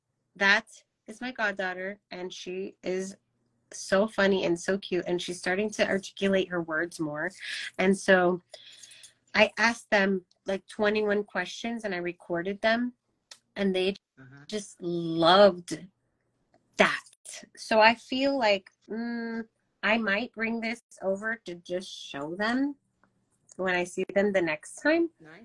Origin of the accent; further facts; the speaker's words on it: Kansas City, Missouri, United States; born there; I was born in Kansas City.